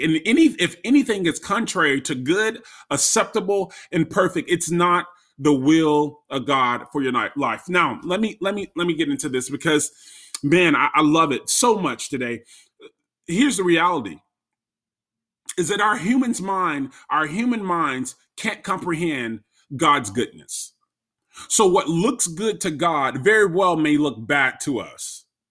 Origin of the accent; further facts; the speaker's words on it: Florida, United States; moved away as an adult; now in Maryland, United States; I am from Florida, born and raised in Florida.